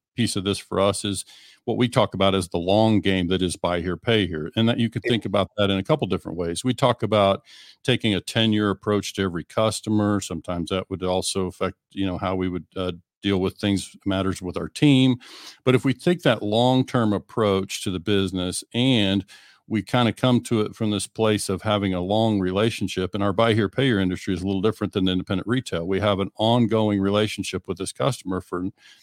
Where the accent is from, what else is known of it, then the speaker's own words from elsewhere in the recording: Western Oklahoma, United States; moved away; I'm originally from Western Oklahoma, about 2 hours north of Amarillo